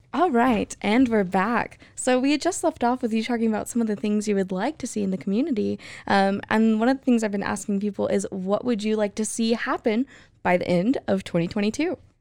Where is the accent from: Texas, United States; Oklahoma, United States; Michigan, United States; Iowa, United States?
Texas, United States; Hewitt; now in Waco, United States; I grew up in Hewitt